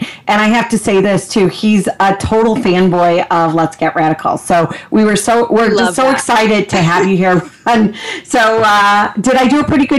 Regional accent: Chicago, Illinois, United States; Chicago, my hometown.

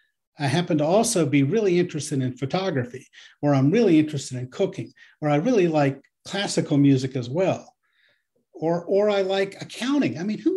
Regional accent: Nebraska, United States; Jerry grew up in Kansas and I grew up in Nebraska. We should talk about corn.

